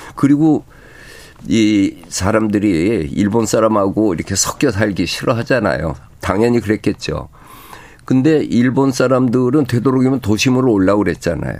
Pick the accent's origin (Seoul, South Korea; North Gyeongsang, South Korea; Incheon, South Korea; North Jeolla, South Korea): Seoul, South Korea; 내 고향 서울